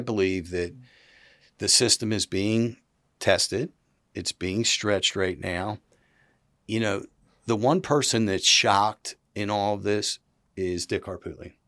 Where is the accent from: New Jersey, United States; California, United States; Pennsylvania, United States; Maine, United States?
Pennsylvania, United States; Philadelphia; now in South Carolina, United States; I was from Philadelphia. I was, you know, not, I wasn't born and bred here.